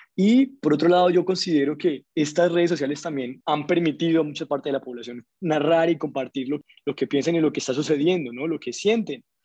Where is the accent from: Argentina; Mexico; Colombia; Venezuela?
Colombia; como colombianos